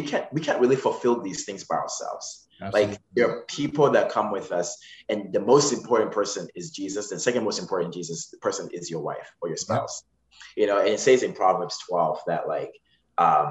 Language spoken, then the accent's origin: English; Zimbabwe; moved away; I'm from Zimbabwe